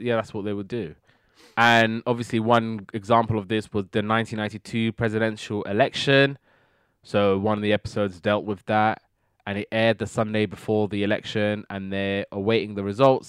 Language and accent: English; United Kingdom; being British, we never really get these kind of shows